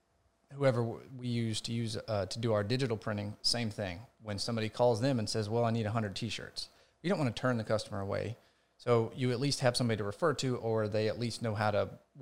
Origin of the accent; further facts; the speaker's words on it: Homer, Georgia, United States; And when we moved to the location where I grew up in Homer, Georgia, her office was located in the back room of the house.